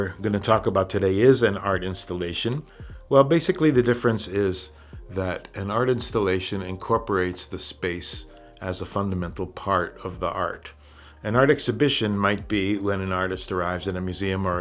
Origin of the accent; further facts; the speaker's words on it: Puerto Rico; Grew up in the countryside outside of San Juan, surrounded by fruit trees and a lot of greenery and tropical breezes